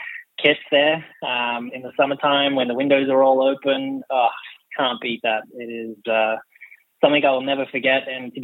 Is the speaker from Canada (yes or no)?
no; Australia; now in Ireland; the only Australian